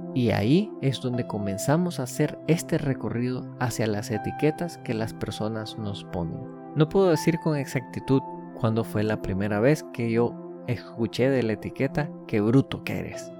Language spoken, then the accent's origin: Spanish; Nicaragua; yo soy de Nicaragua, por ende me considero nicaragüense